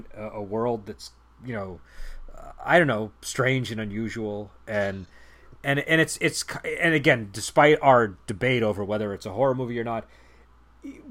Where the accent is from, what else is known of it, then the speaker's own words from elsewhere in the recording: Boston, Massachusetts, United States; I'm from Boston